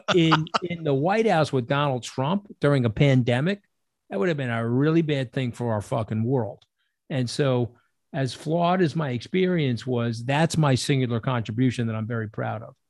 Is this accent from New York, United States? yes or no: yes; New York, United States; a New Yorker